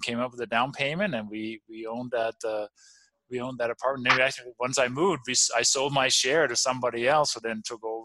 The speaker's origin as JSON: {"language": "English", "country": "Denmark", "tie": "born or raised there", "also_born_or_lived": "Copenhagen", "second_language": "English", "moved": "yes", "said": "I grew up in the farmland in the countryside"}